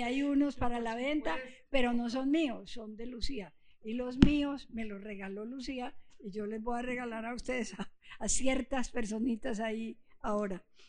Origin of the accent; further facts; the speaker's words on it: Antioquia, Colombia; also born or lived in Puerto Rico; yo soy antioqueña. Mi madre es antioqueña, yo me crié aquí